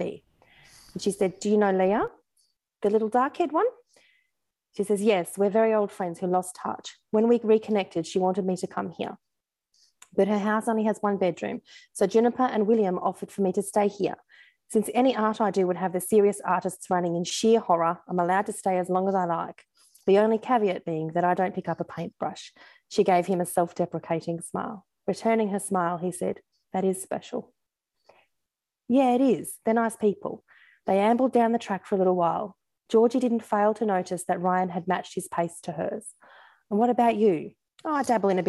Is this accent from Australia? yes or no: yes; Australia; accent: Aussie; my Aussie accent